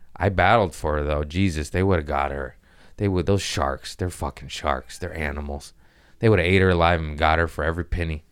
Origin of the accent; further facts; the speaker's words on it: United States; I'm American